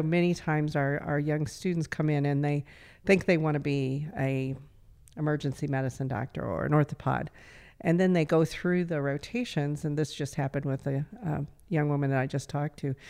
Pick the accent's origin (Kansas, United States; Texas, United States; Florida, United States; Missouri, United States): Kansas, United States; Altamont; I grew up in Southeast Kansas